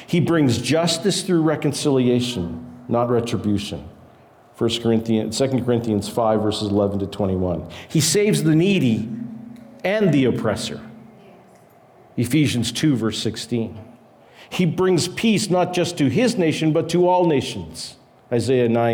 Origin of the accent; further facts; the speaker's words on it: Canada; My Canadian passport says that I am a Canadian